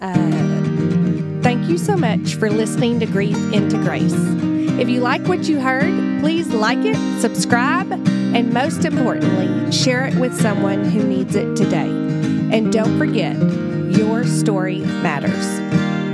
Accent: the Bible Belt, United States; growing up in the Bible Belt

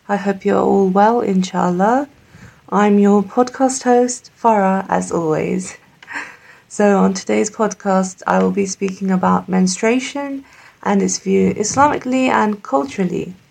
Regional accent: Pakistan; So, I'm Pakistani and I grew up very confused because my culture said one thing my religion said the other thing, and my parents were very cultural.

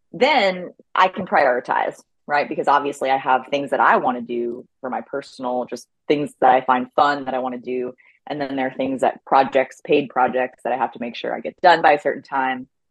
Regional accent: the Poconos, Pennsylvania, United States; also born or lived in Ithaca, New York; now in Bentonville, United States; I grew up in Pennsylvania in the Poconos

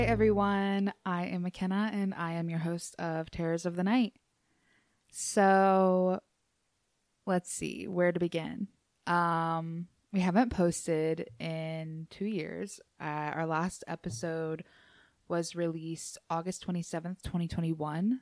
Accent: Appalachia, United States; moved away; I'm from Appalachia

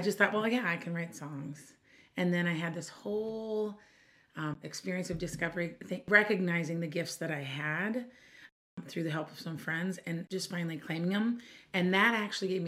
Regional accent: Minneapolis, Minnesota, United States; I'm from Minneapolis, Minnesota

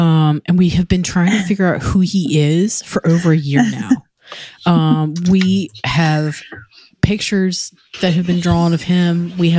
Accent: Blackstone, Virginia, United States; also born or lived in South Carolina / Arizona / Richmond, Virginia; Originally Blackstone, just like you, and then from Blackstone, I went to South Carolina, and then a little bit in Arizona, and then spent some time in Northern Virginia.

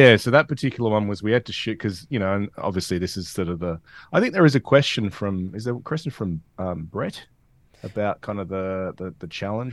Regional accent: Perth, Western Australia, Australia; I'm a Perth guy. Growing up in Perth, um, played W A as a junior

